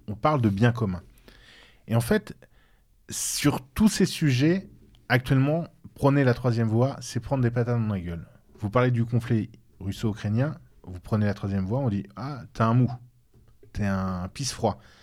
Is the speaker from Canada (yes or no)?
no; France; nous sommes nous-mêmes des Français